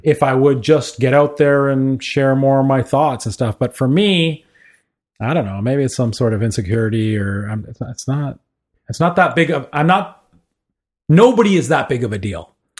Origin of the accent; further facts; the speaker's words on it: Kingston, Ontario, Canada; I was, uh, born and raised in Kingston, Ontario